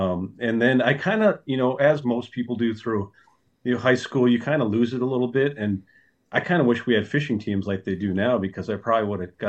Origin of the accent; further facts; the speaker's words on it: Minnesota, United States; Yeah, so I grew up on Lake Vermilion.